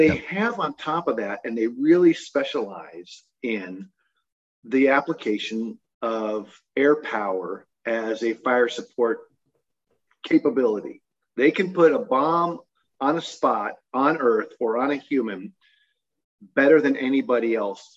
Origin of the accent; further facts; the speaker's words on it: Utah, United States; also born or lived in Newport Beach, California; I grew up in mostly in Utah. I went to high school here, but I was born and early raised down in Newport Beach, California. But Utah is really home